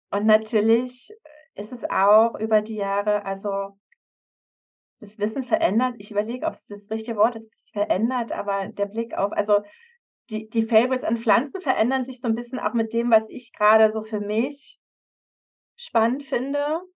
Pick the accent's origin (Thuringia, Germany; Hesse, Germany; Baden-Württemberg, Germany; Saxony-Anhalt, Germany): Saxony-Anhalt, Germany; Havelberg; Also zum Beispiel jetzt am, am Freitag fahre ich in meine Heimat Havelberg